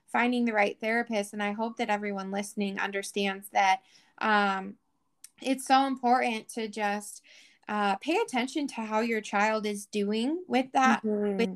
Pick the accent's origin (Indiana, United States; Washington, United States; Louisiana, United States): Washington, United States; You know, I'm from Washington, you know, you're in California.